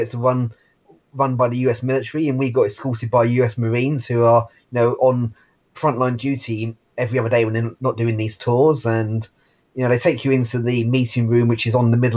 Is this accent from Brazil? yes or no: no; United Kingdom; also born or lived in Japan; The UK